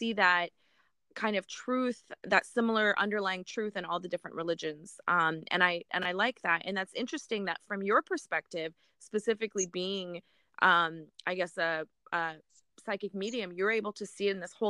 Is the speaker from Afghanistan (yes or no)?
yes; Afghanistan; moved away; I'm originally from Afghanistan, and our family, or our culture, people are Muslim. And I don't practice any religion.